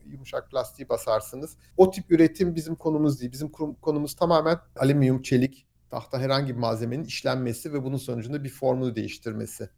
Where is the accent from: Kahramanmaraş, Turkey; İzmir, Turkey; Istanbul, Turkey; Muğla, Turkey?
Istanbul, Turkey; moved away as an adult; also born or lived in United States; now in Aachen, Germany; Ben İstanbul doğumluyum. İstanbul'da Alman Lisesi'ne gittim.